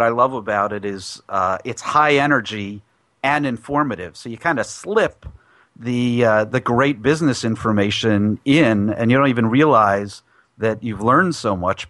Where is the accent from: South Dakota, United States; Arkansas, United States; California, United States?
California, United States; San Francisco Bay Area; I'm from the Bay Area